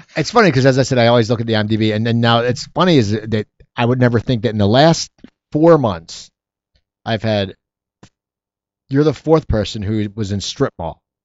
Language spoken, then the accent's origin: English; Philadelphia, Pennsylvania, United States; I grew up in Philadelphia.